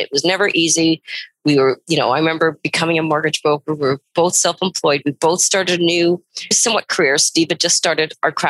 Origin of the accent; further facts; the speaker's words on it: Prince Rupert, British Columbia, Canada; moved away as an adult; I've been in this valley for just over 20 years. I grew up in Prince Rupert, which is quite similar to this community, which you know, Prince Rupert's always home.